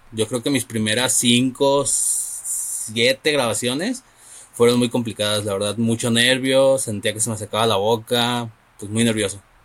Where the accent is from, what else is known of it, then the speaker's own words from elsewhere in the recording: Guadalajara, Jalisco, Mexico; la ciudad de donde yo soy